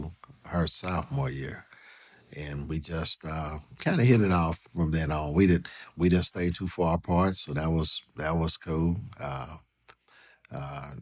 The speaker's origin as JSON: {"language": "English", "town": "Oklahoma City", "region": "Oklahoma", "country": "United States", "tie": "born or raised there", "said": "I grew up in Garden Oaks. That's by Northeast 18th and Bryant. Stayed there most of my childhood."}